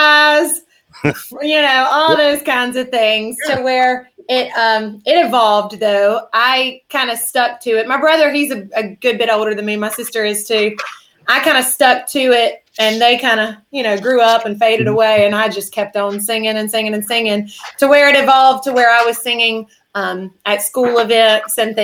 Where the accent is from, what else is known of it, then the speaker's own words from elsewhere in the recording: South Mississippi, United States; now in Covington, Louisiana, United States; I grew up in South Mississippi